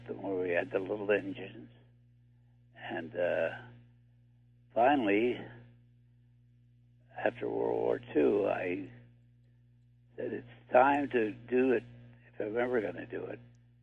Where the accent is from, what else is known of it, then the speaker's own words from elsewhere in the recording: La Jolla, California, United States; I was 5 years old. I grew up in La Jolla, California, which is near San Diego.